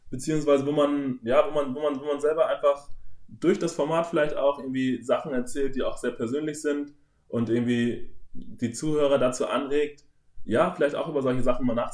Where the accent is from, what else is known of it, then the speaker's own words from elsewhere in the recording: North Germany, Germany; Bei uns im Norden, wo ich okay. aufgewachsen bin, heißt es Tick.